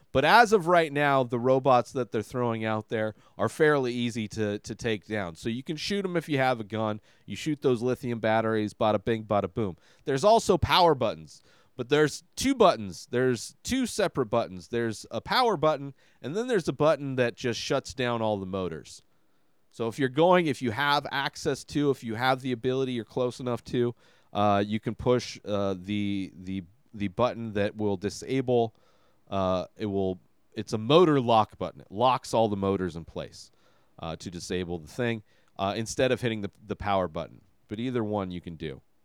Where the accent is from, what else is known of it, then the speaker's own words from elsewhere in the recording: Coachella Valley, California, United States; when I grew up out here, there was nothing to do.